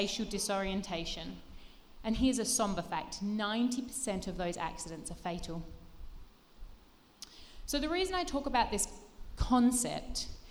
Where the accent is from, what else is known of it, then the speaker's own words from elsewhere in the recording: Australia; I grew up in Australia